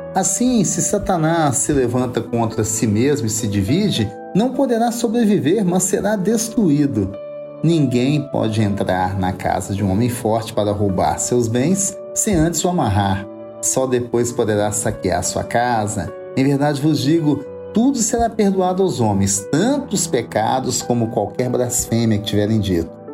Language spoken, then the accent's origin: Portuguese; Minas Gerais, Brazil; eu pergunto como bom mineiro